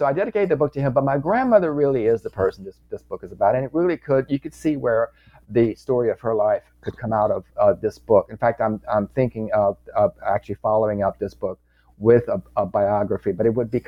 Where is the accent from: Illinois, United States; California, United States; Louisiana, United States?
Louisiana, United States; born or raised there; moved away as an adult; also born or lived in New York City